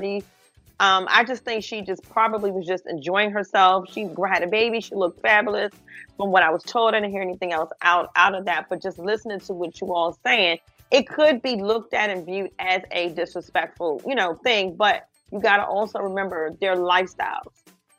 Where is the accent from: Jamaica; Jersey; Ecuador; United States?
Jamaica; moved away; I'm Jamaican